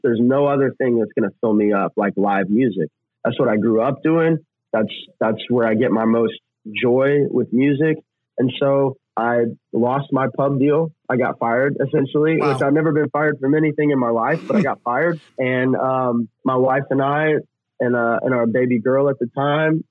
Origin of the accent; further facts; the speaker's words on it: Oklahoma, United States; moved away; also born or lived in Texas / Tennessee; growing up in Oklahoma and Texas